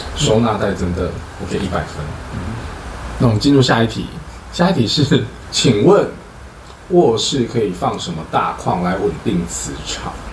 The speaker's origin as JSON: {"language": "Chinese", "town": "Chiayi", "region": "Chiayi City", "country": "Taiwan", "moved": "yes"}